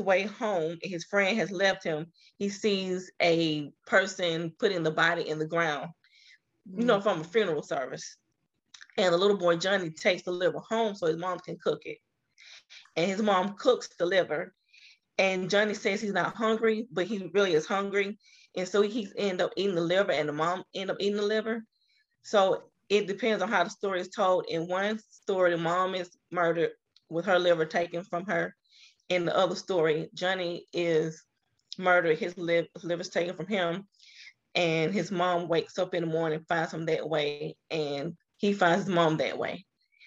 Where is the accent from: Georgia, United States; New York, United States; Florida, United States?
Georgia, United States; Atlanta; I'm from Atlanta, Georgia